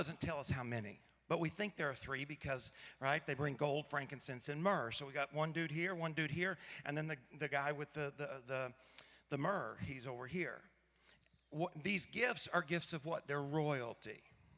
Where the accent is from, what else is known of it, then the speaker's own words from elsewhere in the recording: Paragould, Arkansas, United States; I grew up in Paragould, Arkansas, a town of about 15,000 people